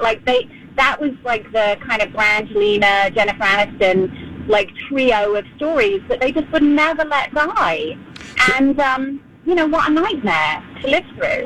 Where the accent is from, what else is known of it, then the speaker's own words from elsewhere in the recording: London, United Kingdom; moved away as an adult; I was born and raised in London. I left when I was 21.